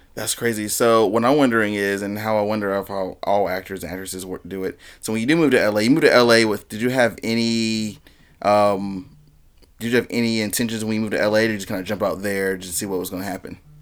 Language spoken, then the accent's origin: English; High Point, North Carolina, United States; I grew up right in High Point, um, North, North Main Street area